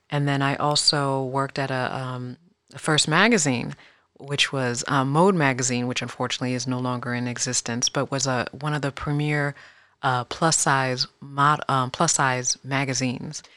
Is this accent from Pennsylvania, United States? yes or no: no; Fairfax, Virginia, United States; also born or lived in Queens, New York; I was born in New York, but I was, I was raised primarily in Fairfax, Virginia, which is the northern Virginia, right outside of D C